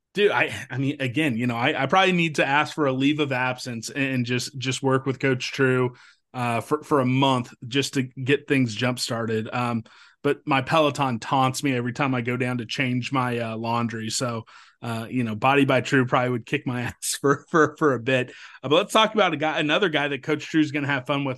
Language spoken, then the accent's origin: English; Topeka, Kansas, United States; from my hometown, Topeka